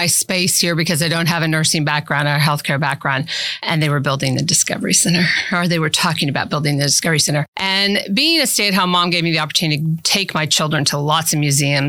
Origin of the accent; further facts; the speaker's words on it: Central Missouri, United States; now in Manhattan, United States; Originally from Central Missouri